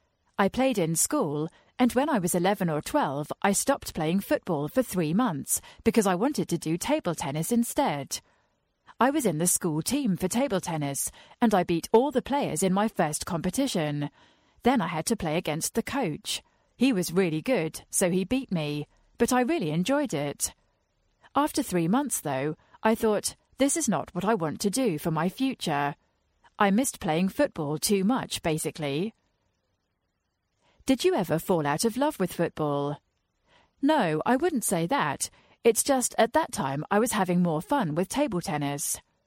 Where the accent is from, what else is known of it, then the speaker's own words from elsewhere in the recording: Gelsenkirchen, North Rhine-Westphalia, Germany; English is a second language; It was in a cage, in Gelsenkirchen, the city where I grew up in Germany.